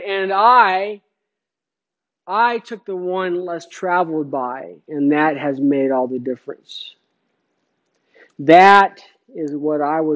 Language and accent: English; Phoenix, Arizona, United States; in high school, I grew up in Phoenix